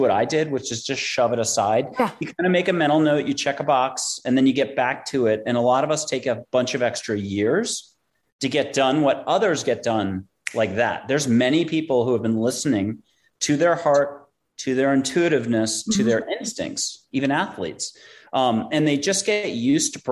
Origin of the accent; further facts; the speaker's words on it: East Coast, United States; moved away as an adult; also born or lived in New York; now in San Antonio, United States; I'm from the East Coast